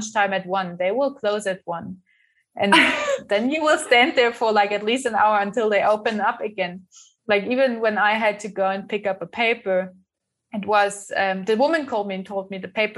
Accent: Germany; moved away as an adult; now in Windhoek, Namibia; my hometown in Germany

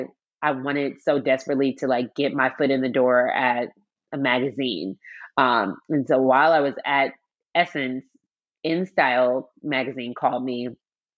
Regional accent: Seattle, Washington, United States; moved away as an adult; also born or lived in New York; I grew up in Seattle, Washington, born and raised.

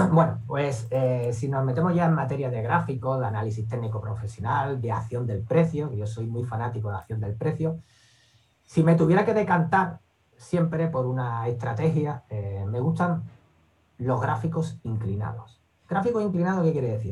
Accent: Seville, Andalusia, Spain; soy de aquí de Sevilla

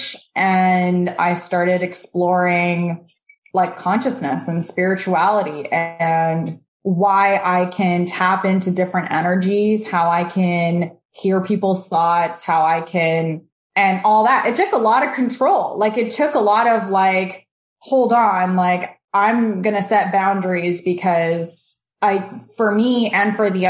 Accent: Canada; also born or lived in Moldova / Israel; And we moved to Canada when I was little. I was about two

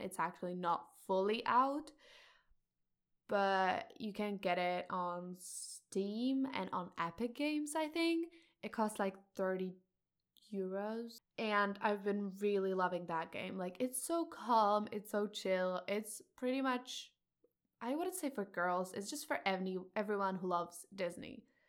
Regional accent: Czechia; I'm a high school student, and I'm from Czech Republic

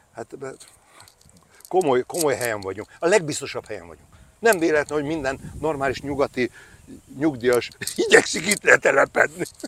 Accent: Hegykő, Győr-Moson-Sopron, Hungary; moved away; also born or lived in Székesfehérvár; Tehát az igazi haza az mindig a szülőfalum hegykő, ott a Fertőtó partján

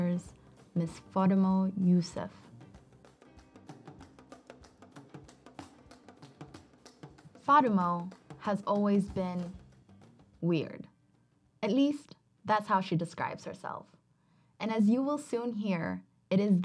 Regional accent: Ethiopia; now in United States; I was born in Ethiopia to an Ethiopian dad

